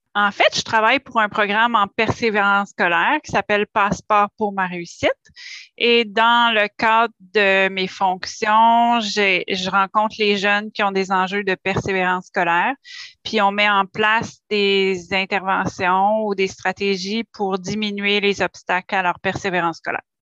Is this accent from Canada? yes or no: yes; Gatineau, Quebec, Canada; je suis native de Hall, donc je suis née dans la région aussi